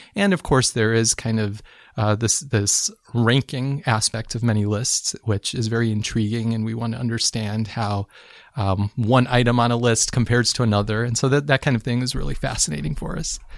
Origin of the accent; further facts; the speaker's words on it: Chicago, Illinois, United States; I'm from Chicago